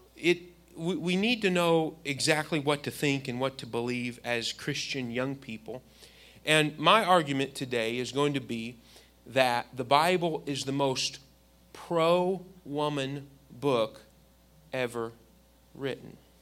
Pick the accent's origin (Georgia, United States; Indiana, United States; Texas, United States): Indiana, United States; I grew up in Indiana